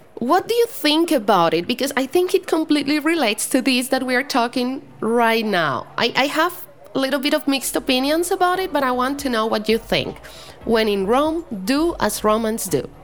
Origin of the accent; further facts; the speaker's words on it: Bogotá, Colombia; English is a second language; moved away as an adult; also born or lived in United States; I'm from Bogota